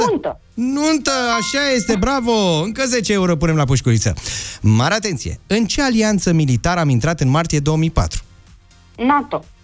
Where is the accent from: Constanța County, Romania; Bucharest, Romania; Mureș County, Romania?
Constanța County, Romania; Constanța; Din Constanța.